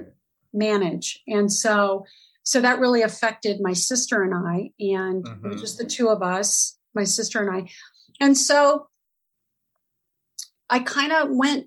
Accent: Torrance, California, United States; also born or lived in Oakland, California; I grew up in the South Bay Area, so Torrance, Hawthorne, Redondo Beach, that whole area, and that's where I grew up. And so I'm a Southern California girl.

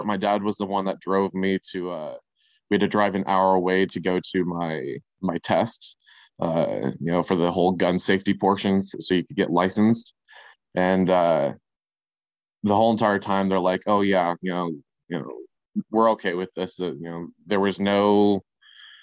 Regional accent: Idaho, United States; also born or lived in Portland; I wasn't born in Idaho. I was from Portland. Came up here when I was 2

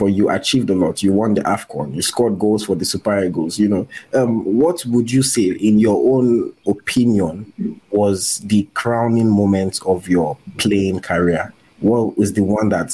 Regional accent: Nigeria; I was born and raised in Nigeria.

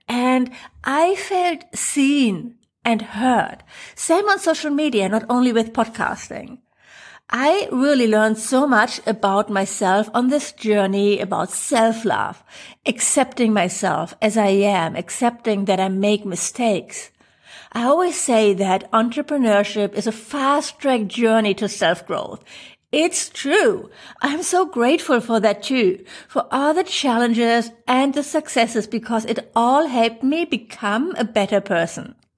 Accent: Germany; accent: German; English is a second language; my funny German accent

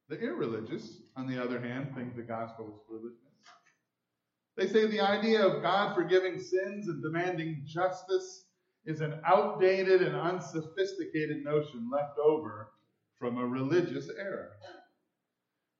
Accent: Mount Pleasant, Michigan, United States; now in Grand Rapids, United States; I'm from Grand Rapids now, but I grew up in Mount Pleasant

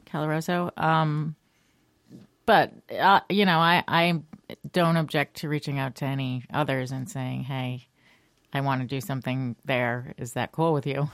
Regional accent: Shelton, Connecticut, United States; I am born and raised Connecticut, a little town called Shelton in the Naugatuck Valley.

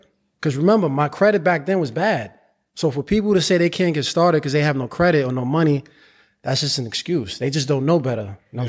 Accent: New York City, New York, United States; also born or lived in Harlem; Well, I was born in Harlem, raised in the Bronx.

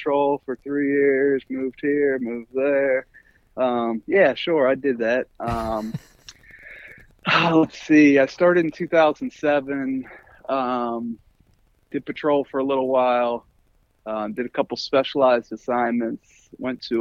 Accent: Chesterfield area, Virginia, United States; also born or lived in Chicago, Illinois; Chesterfield area, for the most part. I was born in Chicago, lived in the Detroit area for a little bit, and then came to Richmond when I was about 11

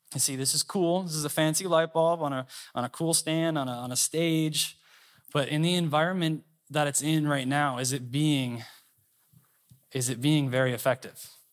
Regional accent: Minnesota, United States; moved away as an adult; also born or lived in Dallas, Texas; I'm from Minnesota.

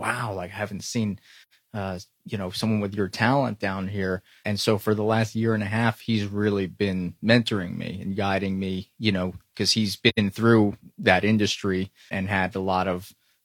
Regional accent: Florida, United States; I'm from Florida

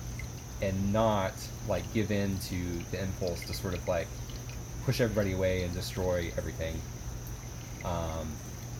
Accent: Atlanta, Georgia, United States; moved away; my hometown

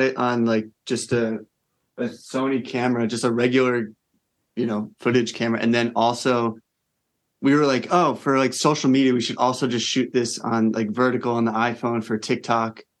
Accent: New Jersey, United States; as like a white boy growing up in New Jersey

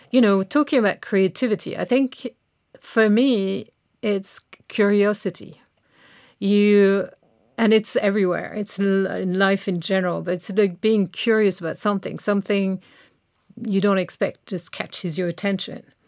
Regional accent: France; moved away; grew up in France

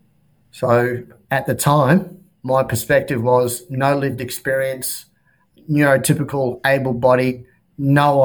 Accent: Queensland, Australia; moved away as an adult; also born or lived in Melbourne; my home state of Queensland

